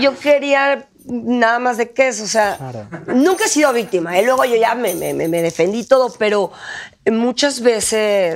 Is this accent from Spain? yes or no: no; Mexico; moved away as an adult; me tuve que salir de …, me tuve que salir de México para creer en mí